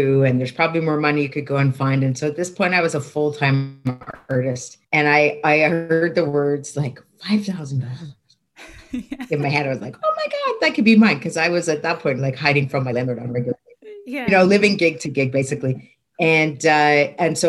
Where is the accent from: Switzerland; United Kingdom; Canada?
Canada; Toronto, Ontario; I grew up in Toronto.